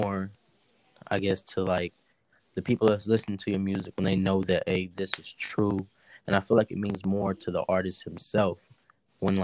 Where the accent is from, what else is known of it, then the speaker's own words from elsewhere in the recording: Gainesville, Georgia, United States; I'm from Gainesville, Georgia. That is north side of Atlanta